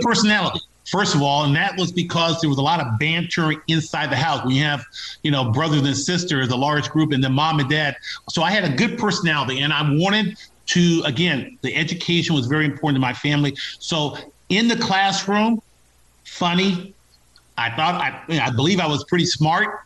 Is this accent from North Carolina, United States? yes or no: no; Los Angeles, California, United States; born and raised in Los Angeles